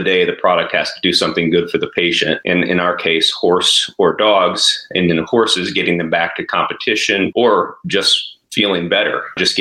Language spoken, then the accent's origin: English; Jennings County, Southern Indiana, United States; moved away as an adult; also born or lived in Twin Cities, Minnesota; I grew up in Southern Indiana, actually Jennings County is the area that I grew up